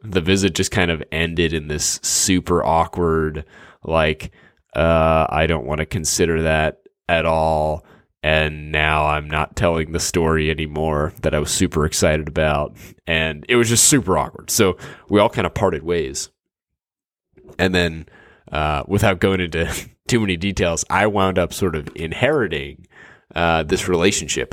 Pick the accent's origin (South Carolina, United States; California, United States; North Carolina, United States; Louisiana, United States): Louisiana, United States; New Orleans; now in Dallas, United States; I grew up in New Orleans and now live in, in Dallas